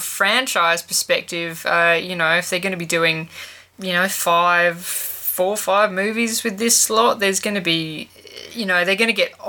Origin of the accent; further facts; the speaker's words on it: Australia; as a fellow Australian